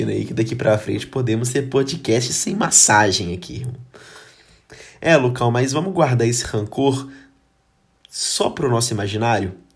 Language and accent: Portuguese; Brazil; a gente é brasileiro, né?